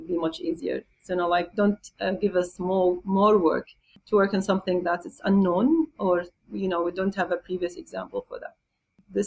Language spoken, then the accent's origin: English; Jordan; now in Qatar; I'm originally from Jordan